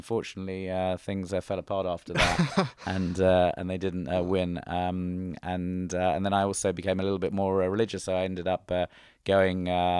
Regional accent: England, United Kingdom; So, for example, growing up in England, after school, I went straight to university.

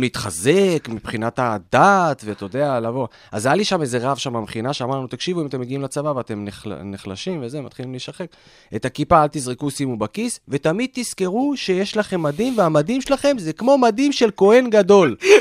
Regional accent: Petah Tikva, Central District, Israel; also born or lived in Australia; גדלתי בפתח תקווה

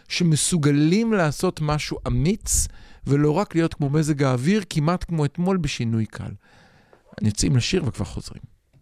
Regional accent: Israel; אני דור שני, נולדתי פה

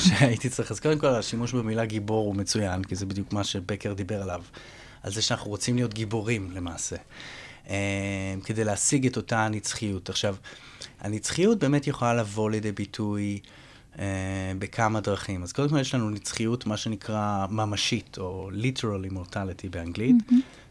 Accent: Israel; הזהות שלי כישראלי

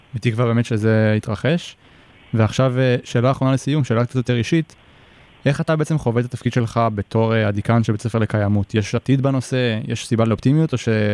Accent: Israel

